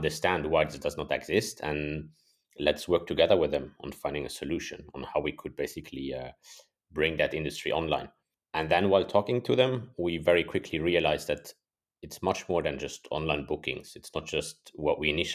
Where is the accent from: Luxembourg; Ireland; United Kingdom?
Luxembourg; also born or lived in Germany / United States; born and raised in Luxembourg, and then studied in Germany and a semester abroad in the States.